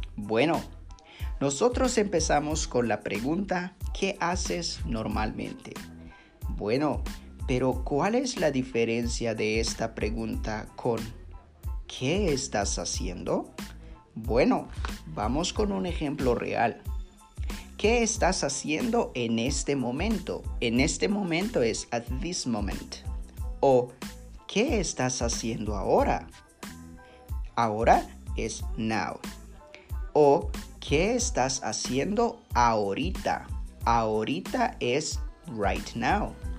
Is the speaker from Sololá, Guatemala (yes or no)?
yes; San Pedro La Laguna, Sololá, Guatemala; mi pueblo que se llama San Pedro La Laguna